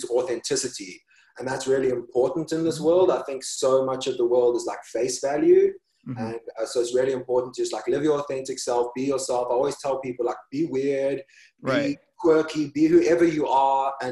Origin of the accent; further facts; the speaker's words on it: South Africa; moved away as an adult; also born or lived in China; now in New York City, United States; I grew up in South Africa, and then I moved to New York.